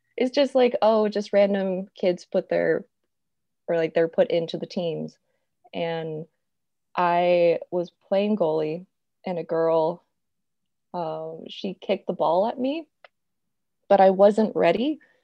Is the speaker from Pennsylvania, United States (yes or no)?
no; Roseville, California, United States; I've been here almost my whole life